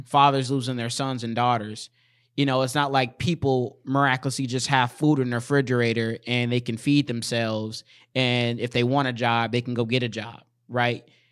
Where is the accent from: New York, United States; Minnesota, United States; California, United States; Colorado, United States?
Minnesota, United States; Saint Paul; I'm from Saint Paul, but I do work in Minneapolis and in Saint Paul